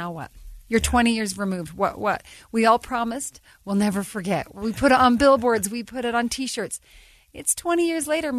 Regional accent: Ogden, Utah, United States; I'm from Ogden.

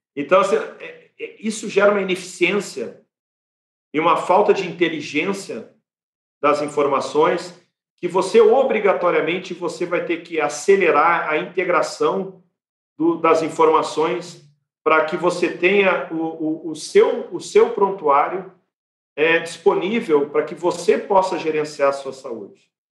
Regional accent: Brazil; como brasileiros

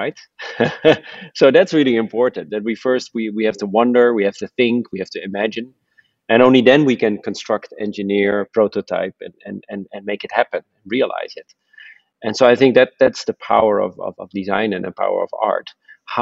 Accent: Netherlands; I'm from the Netherlands, so we live mostly below sea level

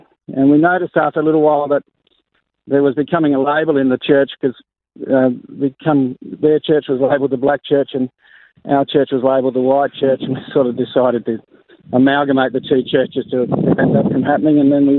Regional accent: the Riverland, on the Murray River, South Australia, Australia; moved away as an adult; also born or lived in Northern Territory; I was born in Wakeley in the Riverland on the Murray River. So we grew up there until I was about 21, and then we moved to the Northern Territory.

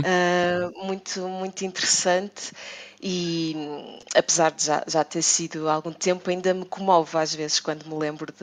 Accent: Porto, Norte, Portugal; eu sou do Porto

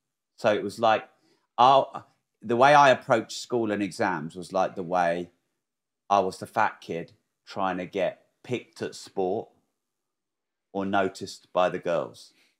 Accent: Peterborough, East of England, United Kingdom; also born or lived in Newmarket / Bury St Edmunds / Cambridge; I actually don't like Peterborough probably is my home, even though I wasn't born there. because I was born in Newmarket but didn't live there very long, and then Bury St Edmunds didn't live there very long

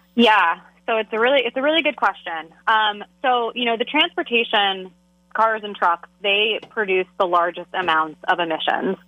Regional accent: Philadelphia, Pennsylvania, United States; I'm from the Philly region

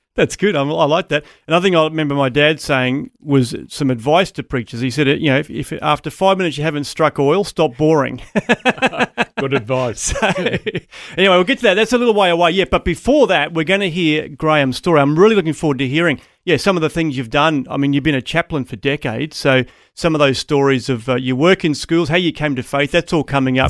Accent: Townsville, Queensland, Australia; I grew up in Townsville

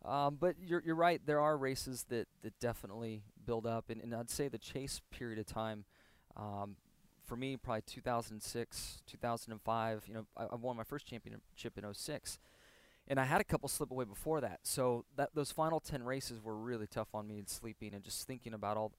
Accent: El Cajon, California, United States; Growing up in El Cajon, California, and eating in all those taco shops, I think helped kind

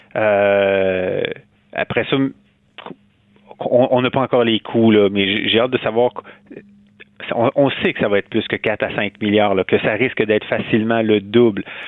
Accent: Quebec City, Quebec, Canada; also born or lived in Montreal / Rouyn-Noranda / Hull; je suis né à Québec, j'ai grandi à Québec

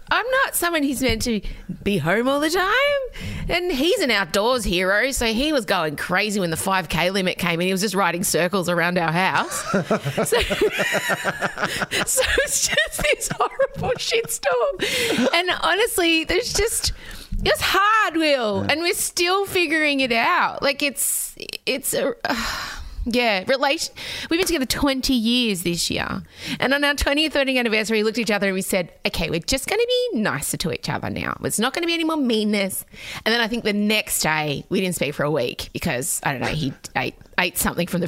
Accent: Australia; as an immigrant's daughter, I bristle at being called an Aussie because Australia Day was really awful for me for most of my primary school experience

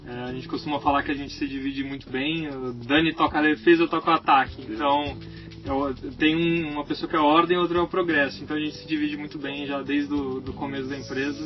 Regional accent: São Paulo, Brazil; Eu nasci em São Paulo também, no bairro do Tatuapé

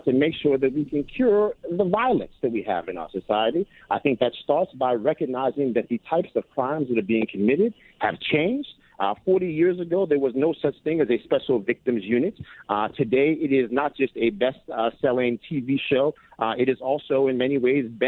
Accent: Yonkers, New York, United States; My hometown of Yonkers, New York

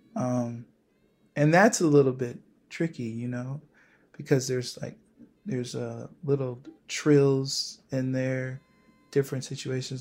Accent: Buffalo, New York, United States; moved away as an adult; now in New York City, United States; where I'm from Buffalo, um, even though I've lived in New York City for the past ten years

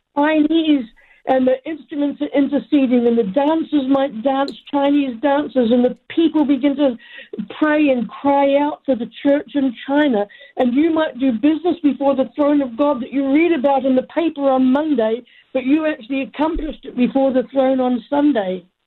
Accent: New Zealand; now in United States; I'm an American citizen now, even though I'm a New Zealander by birth

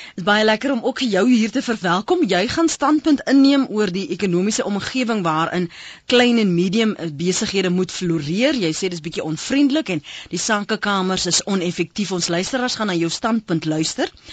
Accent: Western Cape, South Africa; ek kom van die Kaap. Ek is van die Kaap

